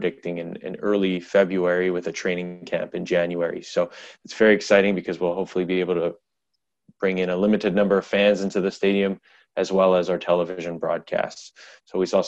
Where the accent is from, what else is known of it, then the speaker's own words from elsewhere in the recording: Canada; I'm a Canadian guy